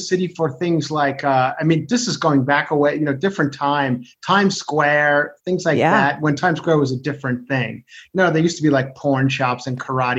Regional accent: Ronkonkoma, New York, United States; accent: New York; also born or lived in Electchester, Queens; now in Los Angeles, United States; I have the New York accent. Yeah, I try to get rid of it, but it just really does not go away. I don't know how much you guys have lived outside of New York or left New York, or even, I'm born and raised on Long Island

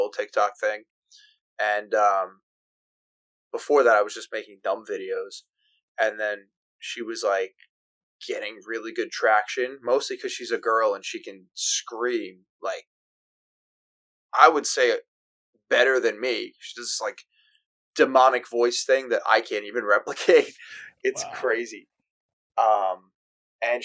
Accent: Long Island, New York, United States; also born or lived in Florida; Grew up in New York, moved to Florida for 2 years when I was young. My parents moved us back, and been here ever since

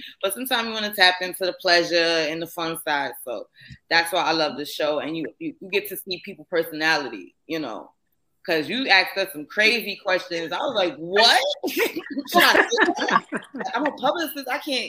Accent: New York, United States; now in Atlanta, United States; I reside in Atlanta, Georgia now. Hey, Chrissy, you know, come see me, girl. We got to link up. I'm from New York, of course, the Bronx.

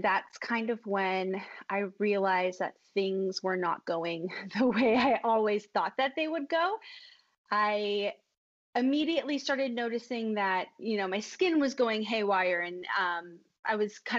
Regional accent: Los Angeles, California, United States; So I'm from Los Angeles.

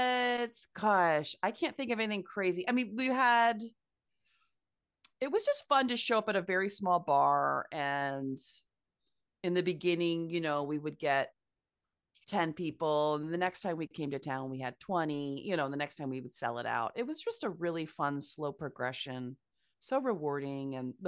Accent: Midwest, United States; As a Midwesterner, it was very fun to perform on the coast

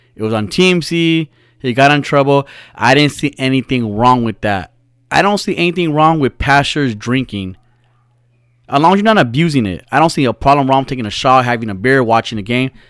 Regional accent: United States; I'm from America, that I'm not brown enough for Mexicans to accept me

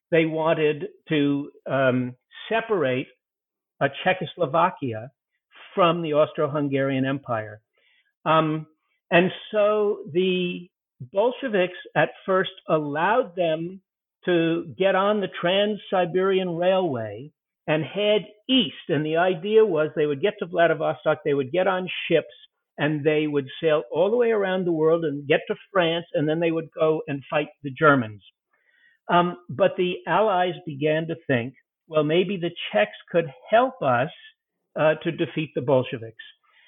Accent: United Kingdom; I'm a British, so I don't know how to pronounce the Russian words.

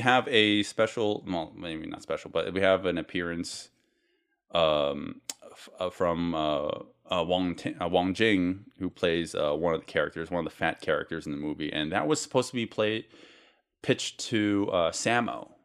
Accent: United States

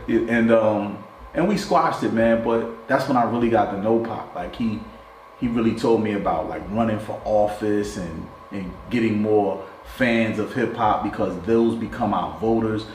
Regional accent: West Ward, New Jersey, United States; We grew up in the West Ward together.

